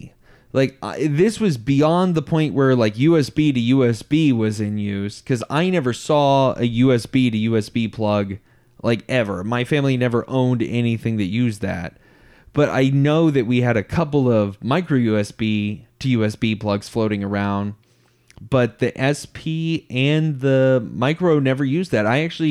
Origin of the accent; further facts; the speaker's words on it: United States; I didn't even know that those things existed growing up in America.